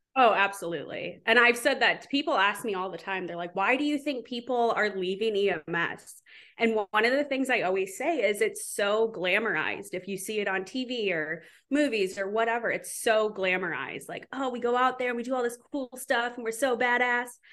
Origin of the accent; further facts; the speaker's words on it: Southwest Wisconsin, United States; moved away as an adult; also born or lived in Seattle; now in Charleston, United States; I grew up in Southwest Wisconsin